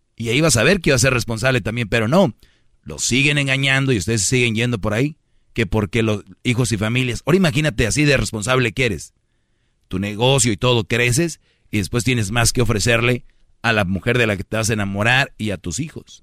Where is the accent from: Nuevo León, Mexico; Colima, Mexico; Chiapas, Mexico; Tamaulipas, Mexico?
Nuevo León, Mexico; Monterrey; como buen regio